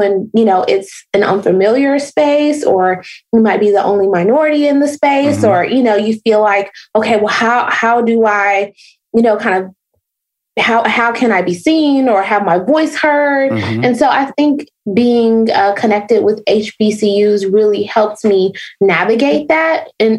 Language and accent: English; Chicago, Illinois, United States; So when I lived in Nashville, I'm originally from the South Side of Chicago.